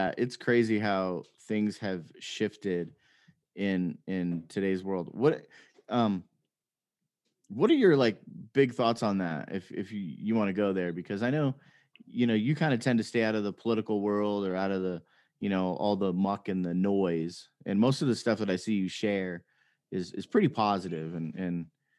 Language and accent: English; Las Vegas, Nevada, United States; I grew up in Las Vegas.